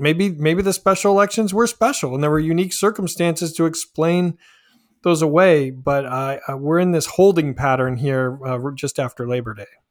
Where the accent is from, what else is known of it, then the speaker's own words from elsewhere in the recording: Polk County, Willamette Valley, Oregon, United States; moved away; I grew up in Oregon in the Willamette Valley, uh, grew up in Polk County